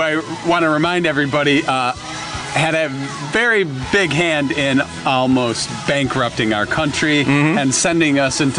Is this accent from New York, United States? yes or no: no; Flint, Michigan, United States; I grew up in Flint